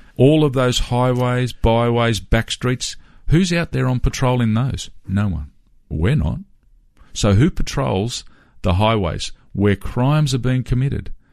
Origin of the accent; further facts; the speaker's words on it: Sydney, New South Wales, Australia; as a young fellow growing up in Western Sydney